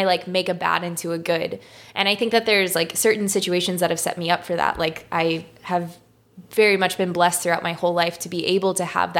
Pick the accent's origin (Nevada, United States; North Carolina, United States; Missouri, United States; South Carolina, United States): Missouri, United States; St. Louis; moved away as an adult; also born or lived in New York City; growing up here and being back here now